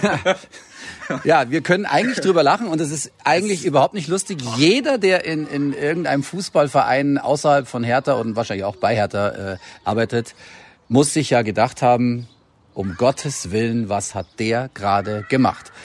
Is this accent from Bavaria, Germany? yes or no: yes; Bavaria, Germany; bei uns in Bayern